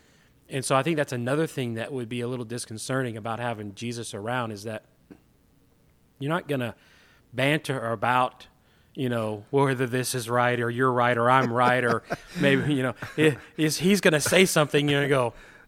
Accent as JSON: {"language": "English", "region": "the South", "country": "United States", "tie": "born or raised there", "said": "growing up in the South, there was this expectation about how you were supposed to act"}